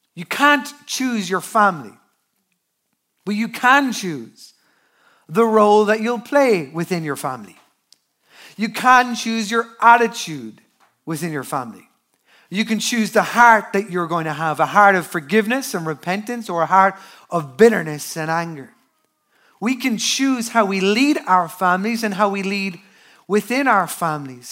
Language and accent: English; Newbridge, Leinster, Ireland; I am from Newbridge, that is Culchiland, the commuter town outside of Dublin.